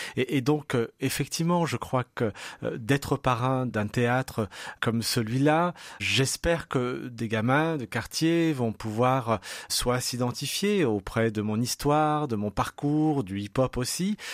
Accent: Saint-Priest, Auvergne-Rhône-Alpes, France; also born or lived in Lyon; Je suis Saint-Priote. Hein. J'ai toujours vécu dans cette ville. Je suis né à Lyon, mais, mais j'ai grandi à Saint-Priest.

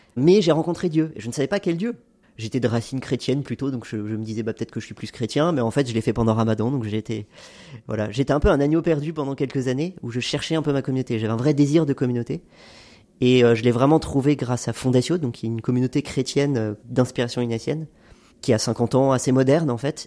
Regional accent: Haute-Savoie, Auvergne-Rhône-Alpes, France; j'ai grandi en Haute-Savoie d'un père français et d'une mère libanaise

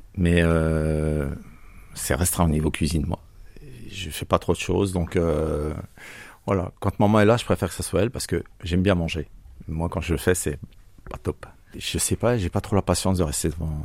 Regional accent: Bourgogne-Franche-Comté, France; now in Marseille, France; Ah non, moi je suis franco-suisse. Je viens de la région de Franche-Comté.

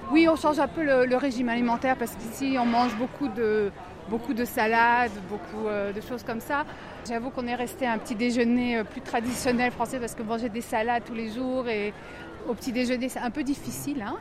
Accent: eastern France, France; Moi, je viens euh, de l'est de la France, donc c'est un, endroit plus froid.

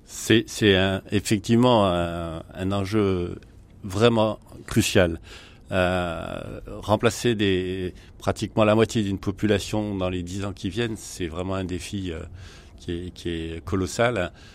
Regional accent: France; chez nous en France

